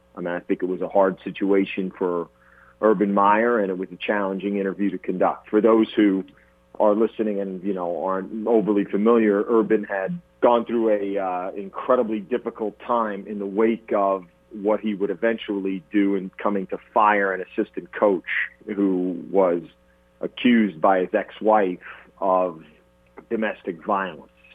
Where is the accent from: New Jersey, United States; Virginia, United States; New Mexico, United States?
New Jersey, United States; moved away as an adult; growing up in New Jersey